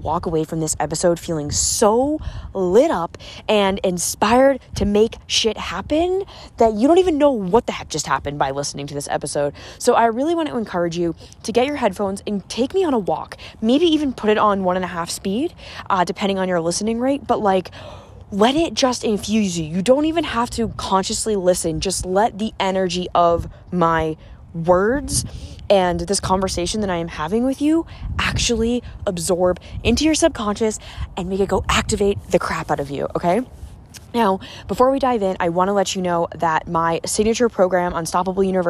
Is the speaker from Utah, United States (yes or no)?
no; about an hour south of Boston, 20 minutes from Cape Cod, Massachusetts, United States; I'm from like the Boston area. And I grew up about an hour south